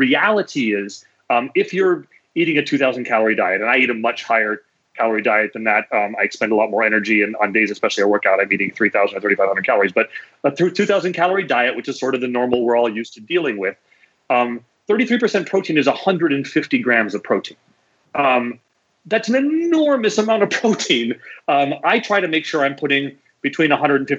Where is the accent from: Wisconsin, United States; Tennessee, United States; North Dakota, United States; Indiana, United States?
North Dakota, United States; I grew up in North Dakota, where it's better now for fresh fruits and vegetables, but in the winter, you know, please, it's just not happening